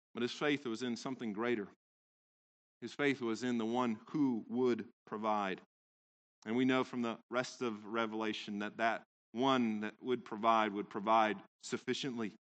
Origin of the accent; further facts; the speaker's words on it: Central Valley, California, United States; I grew up in California, in the Central Valley